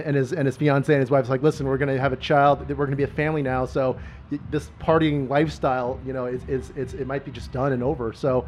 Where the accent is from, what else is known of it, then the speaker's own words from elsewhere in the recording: Phoenix, Arizona, United States; because we're from Phoenix.